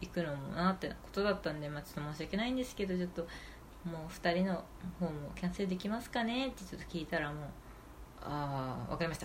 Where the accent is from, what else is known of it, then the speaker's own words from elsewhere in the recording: Japan; 日本で生まれ育ったね